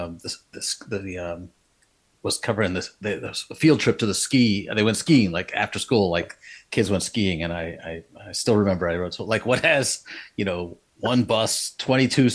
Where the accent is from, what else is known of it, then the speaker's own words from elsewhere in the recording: Rockland County, New York, United States; also born or lived in Brooklyn, New York; I grew up in Rockland County, New York. Went to Spring Valley High School